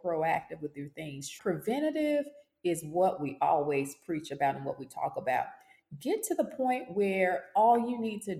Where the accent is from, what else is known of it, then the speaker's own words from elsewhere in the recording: Dallas, Texas, United States; moved away as an adult; also born or lived in Louisiana / Mississippi / South Carolina / England; I'm from Dallas, Texas, originally